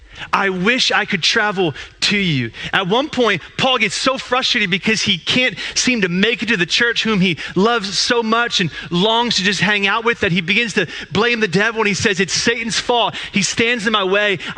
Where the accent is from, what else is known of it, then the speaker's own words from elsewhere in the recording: Eastern Pennsylvania, United States; moved away; I am from Eastern PA